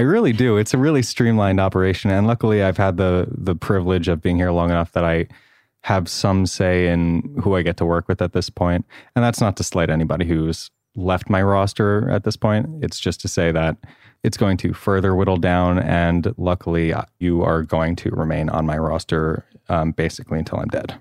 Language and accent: English; Long Island, New York, United States; I'm from the East Coast. I also had a nice upbringing. I'm from Long Island